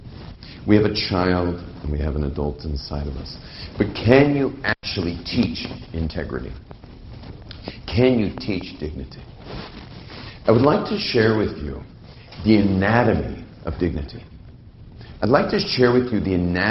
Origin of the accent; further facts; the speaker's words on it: California, United States; moved away; I come from a world in California. I grew up basically in the Pacific Ocean